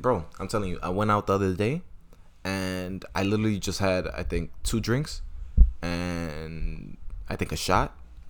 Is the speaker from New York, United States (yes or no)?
yes; New York City, New York, United States; I'm from Manhattan, but I'm from Washington Heights, so I could basically represent anybody who's Latino.